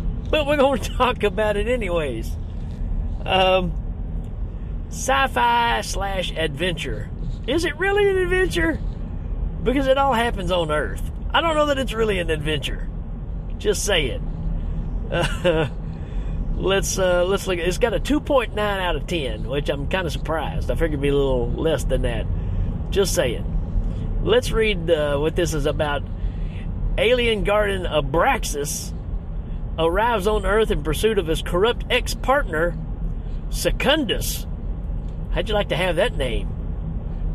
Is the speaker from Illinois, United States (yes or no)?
no; Tennessee, United States; I'm from the South, right? I'm from Tennessee